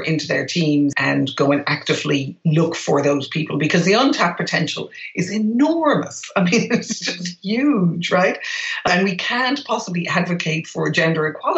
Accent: Ireland; moved away as an adult; I grew up in Ireland in a predominantly white environment

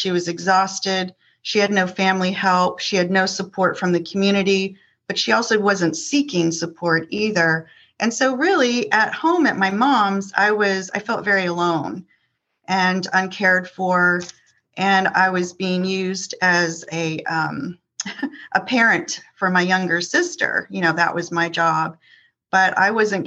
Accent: Northern Virginia, United States; also born or lived in Columbus, Ohio; moved my younger sister and I to Northern Virginia

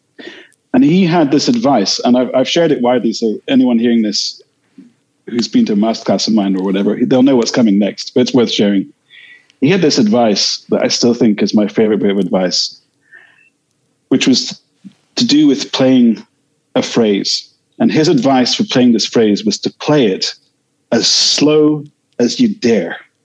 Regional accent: Edinburgh, Scotland, United Kingdom; growing up in Edinburgh in the 80s

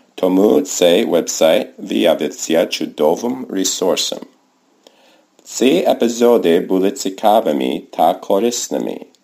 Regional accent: United States; Ukrainian is a second language; я американець

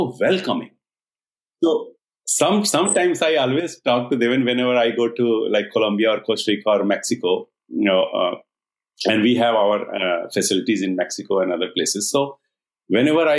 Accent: India; now in San Diego, United States; we born in India. We are from India, okay?

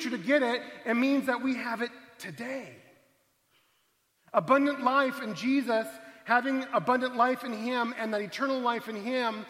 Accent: Arizona, United States; I come from Arizona, a state that has marine biology courses in the middle of the desert

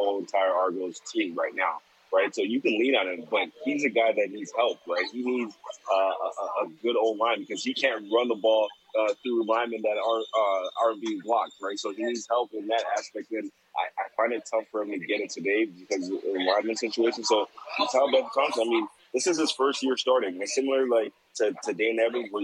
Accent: Toronto, Ontario, Canada; growing up in Toronto

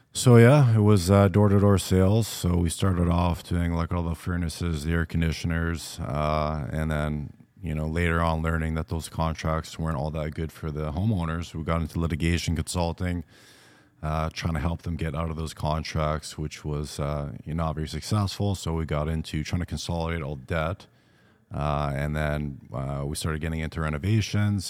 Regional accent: Vancouver Island, British Columbia, Canada; growing up on Vancouver Island, a little bit of a smaller town

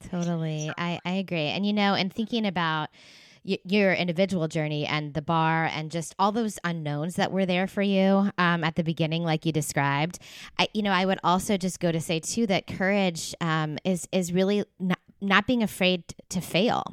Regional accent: East Coast, United States; also born or lived in Los Angeles area, California; now in Los Angeles, United States; I live in California. I'm like in the LA area, but I grew up on the East Coast

